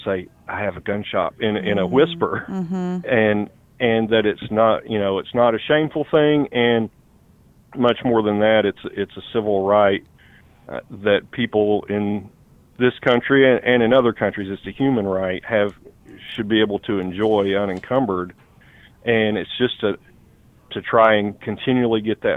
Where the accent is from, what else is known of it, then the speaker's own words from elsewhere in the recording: East Tennessee, United States; now in Northern Kentucky, United States; I live in northern Kentucky near the Cincinnati area right now, but I grew up in East Tennessee